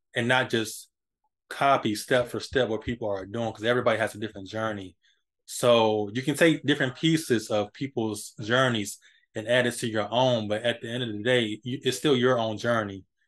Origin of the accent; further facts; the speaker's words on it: Hampton, Virginia, United States; my hometown in Hampton, Virginia